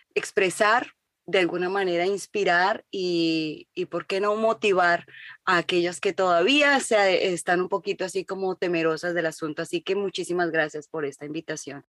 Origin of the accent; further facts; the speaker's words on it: Colombia; moved away as an adult; now in United States; yo nací en Colombia y me crié como colombiana y a los 25 años me vine a vivir a Estados Unidos